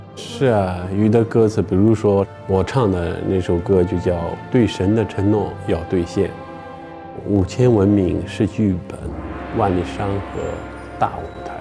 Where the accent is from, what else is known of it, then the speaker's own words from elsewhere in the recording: China; moved away; 我们中国的